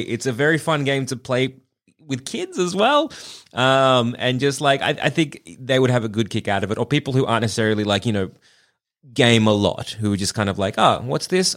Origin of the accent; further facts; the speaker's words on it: Australia; accent: Australian; they share my accent